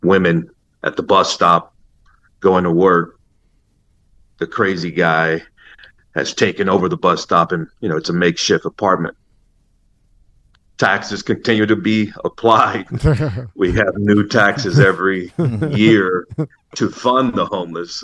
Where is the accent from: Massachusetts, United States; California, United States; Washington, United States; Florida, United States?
California, United States; Los Angeles; Growing up in L.A., I grew up in the Hancock Park section of L.A.